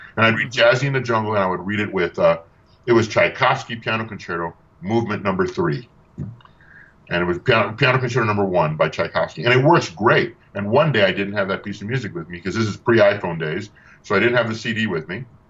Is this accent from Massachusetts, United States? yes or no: no; Tucson, Arizona, United States; my hometown in Arizona as in Tucson